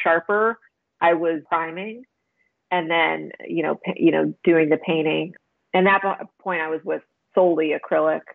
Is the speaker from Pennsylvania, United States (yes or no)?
yes; Pennsylvania, United States; moved away as an adult; also born or lived in Chicago; now in Wilmington, United States; I'm from Pennsylvania